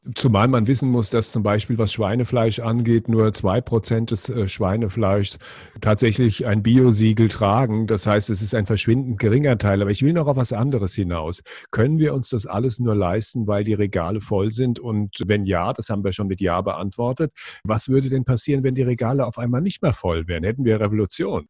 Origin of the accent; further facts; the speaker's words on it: West Germany, Germany; wir sind hier in, in Westdeutschland aufgewachsen